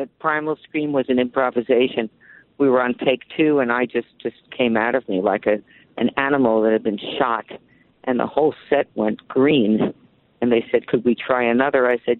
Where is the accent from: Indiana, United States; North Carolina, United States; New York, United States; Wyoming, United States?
New York, United States; New York City; moved away; my hometown, New York City